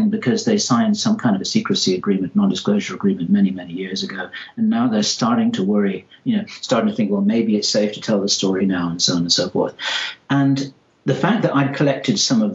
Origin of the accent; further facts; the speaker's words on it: England, United Kingdom; accent: English; my English accent